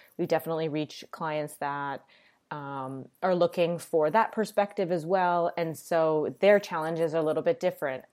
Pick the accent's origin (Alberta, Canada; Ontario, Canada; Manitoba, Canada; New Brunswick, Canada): Ontario, Canada; Toronto; moved away; also born or lived in New York; I'm Canadian, I'm from Toronto.